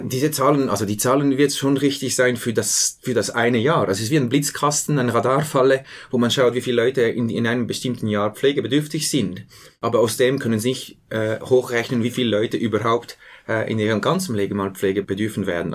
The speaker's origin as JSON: {"language": "German", "country": "Switzerland", "said": "Bei uns in der Schweiz"}